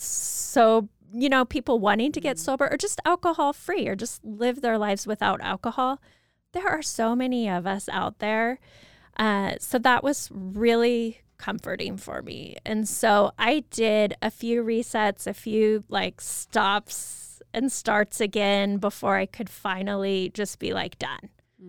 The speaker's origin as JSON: {"language": "English", "town": "Moscow", "region": "Idaho", "country": "United States", "tie": "born or raised there", "said": "Yes, so I grew up in Moscow."}